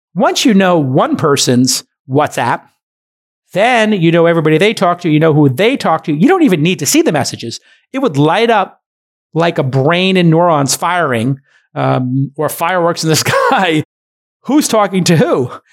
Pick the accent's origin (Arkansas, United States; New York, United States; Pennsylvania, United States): New York, United States; As a New Yorker, with a brother who's a firefighter and having been in Manhattan